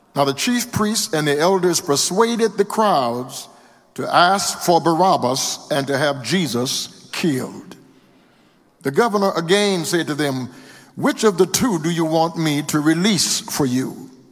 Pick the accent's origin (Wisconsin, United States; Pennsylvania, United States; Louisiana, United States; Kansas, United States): Louisiana, United States; now in Houston, United States; My home state of Louisiana